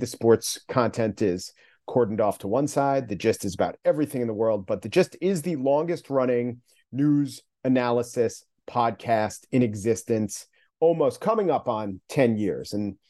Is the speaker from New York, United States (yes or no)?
yes; Long Island, New York, United States; I grew up on Long Island, the son of teachers